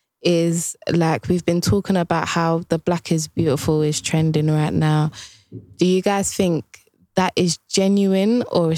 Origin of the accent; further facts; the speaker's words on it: Ghana; now in United Kingdom; Like I'm from Ghana. I feel my soul, like I cannot, there's only a certain limit of happiness I can experience in UK.